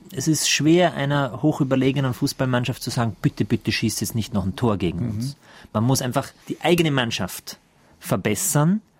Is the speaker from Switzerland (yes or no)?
no; Austria; also born or lived in Germany; Das darf ich als Österreicher noch mitsagen, der hier